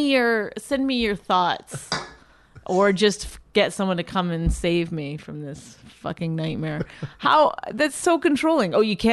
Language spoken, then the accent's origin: English; Canada; But I'm Canadian, so that happens.